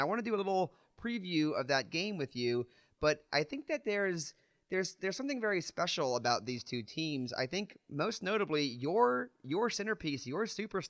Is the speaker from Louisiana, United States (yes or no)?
yes; New Orleans, Louisiana, United States; I'm born and raised in New Orleans.